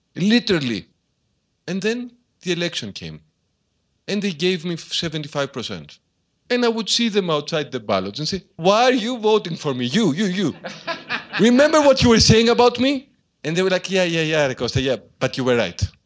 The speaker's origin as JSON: {"language": "English", "town": "Karpenisi", "region": "Central Greece", "country": "Greece", "tie": "born or raised there", "moved": "as an adult", "lives_now": "Athens, Greece", "said": "I began as a small town mayor in my hometown of Carpenici, which is high up in the mountains in central Greece."}